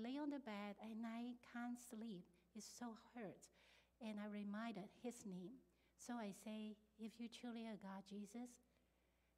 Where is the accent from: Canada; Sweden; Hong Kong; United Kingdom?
Hong Kong; English is a second language; moved away as an adult; now in United States; I am now grow up in a Christian country. I'm from Hong Kong